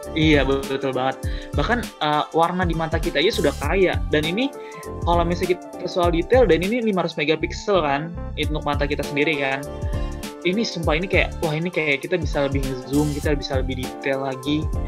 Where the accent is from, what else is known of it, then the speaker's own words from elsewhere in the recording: Depok, West Java, Indonesia; aku asal dari Depok